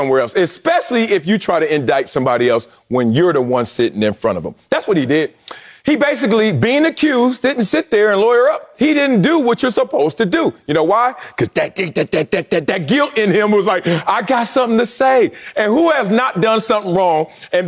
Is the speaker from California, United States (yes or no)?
yes; Compton, California, United States; I grew up in Compton.